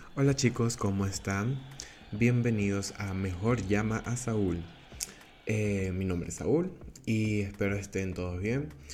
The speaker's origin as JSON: {"language": "Spanish", "country": "Venezuela", "first_language": "Spanish", "moved": "yes", "lives_now": "Portugal", "said": "soy venezolano, eh, tengo 22 años y actualmente vivo en Portugal."}